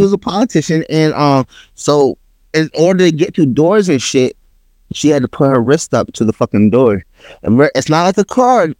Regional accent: New York, United States; I'm from New York.

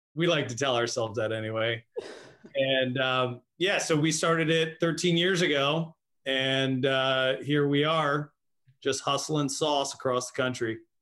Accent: Annapolis, Maryland, United States; I'm from Annapolis, Maryland.

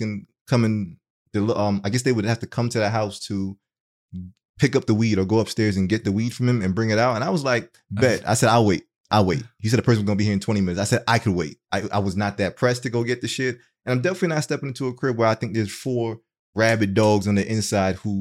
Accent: New York, United States; now in Atlanta, United States; I'm from New York

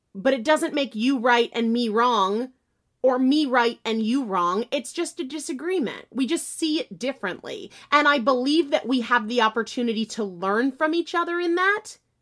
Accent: New Hampshire, United States; now in Massachusetts, United States; I'm from New Hampshire, though I live in Massachusetts now

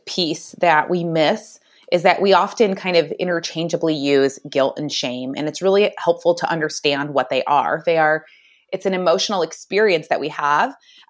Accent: Michigan, United States; moved away as an adult; also born or lived in Arizona; now in Phoenix area, Arizona, United States; I am originally from Michigan, but I currently live in Arizona. And I met my husband back in Michigan.

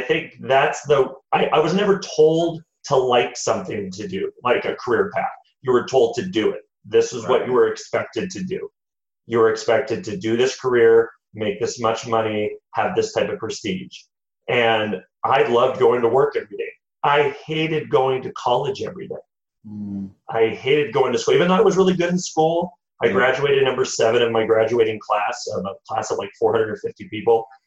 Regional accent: United States; I am the first one of both sides of my uh, parents' families that have been born in the United States

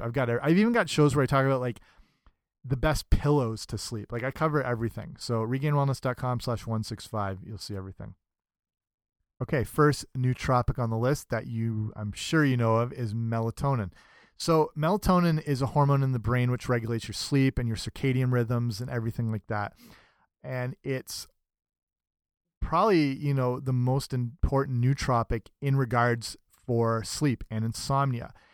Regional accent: England, United Kingdom; I'm English and grew up in England

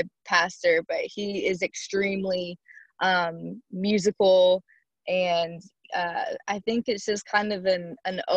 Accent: Shreveport, Louisiana, United States; I am born and raised in Shreveport, Louisiana

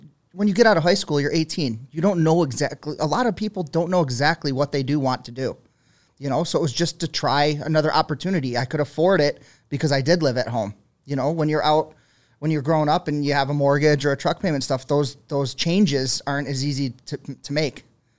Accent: Buffalo, New York, United States; I'm from Buffalo. So my dad goes, what are you going to do?

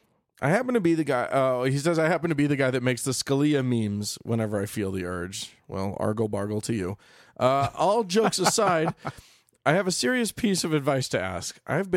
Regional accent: Bhutan; I'm from Bhutan, so that doesn't apply to me. None of the Geneva protections apply to me. I'm from a non-signatory country

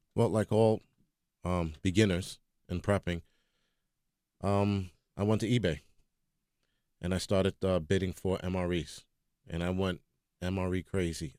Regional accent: New York, United States

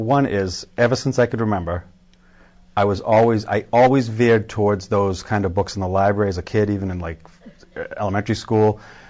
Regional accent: Marshfield, Massachusetts, United States; I grew up in Marshfield.

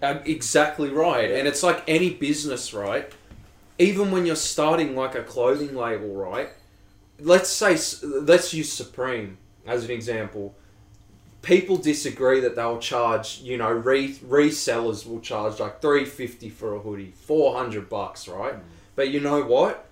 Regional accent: Australia; I'm Australian.

